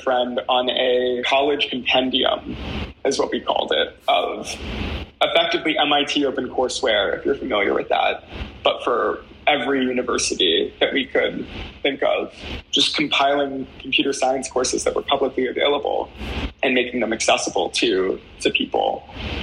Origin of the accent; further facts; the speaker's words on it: Palm Beach County, Florida, United States; moved away as an adult; now in New Haven, United States; I'm from Palm Beach County